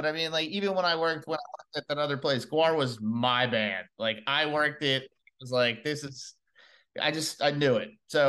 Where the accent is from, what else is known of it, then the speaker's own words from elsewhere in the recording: New Jersey, United States; also born or lived in North Carolina; I'm originally from New Jersey, but I was down in North Carolina, and then I moved back up to take the job.